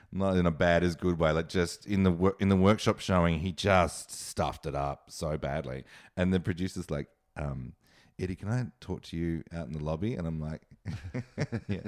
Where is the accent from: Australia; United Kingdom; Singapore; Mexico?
Australia; moved away; also born or lived in New York; I'm Australian, and I loved being Australian